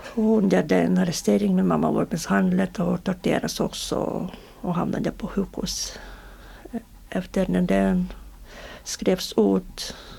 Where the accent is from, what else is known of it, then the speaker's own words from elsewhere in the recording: Belarus; Swedish is a second language; now in Sweden; få tillbaka våra pass som beslagtogs innan vi, innan vi flydde från Belarus